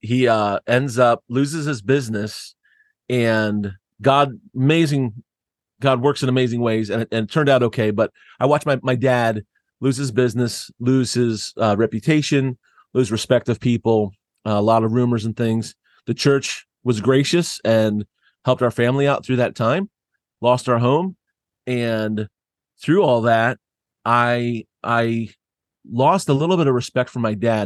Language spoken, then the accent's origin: English; Southeast Pennsylvania, United States; I grew up in Southeast Pennsylvania